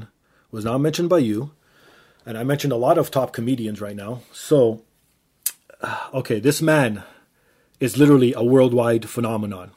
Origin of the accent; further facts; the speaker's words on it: Toronto, Ontario, Canada; I grew up in Toronto